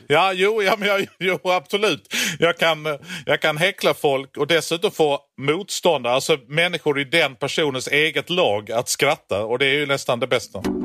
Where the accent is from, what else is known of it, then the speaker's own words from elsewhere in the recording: Skåne, Sweden; jag kommer från Skåne